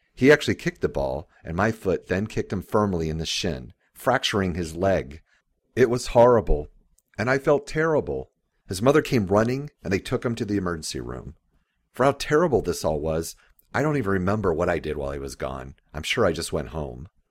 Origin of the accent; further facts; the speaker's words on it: Jacksonville, Florida, United States; I grew up in Jacksonville, Florida